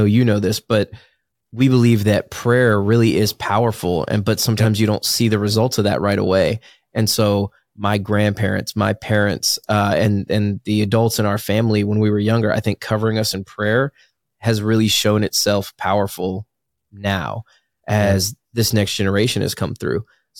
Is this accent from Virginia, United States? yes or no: yes; Virginia, United States; who doesn't go to church growing up in Virginia, Bible Belt?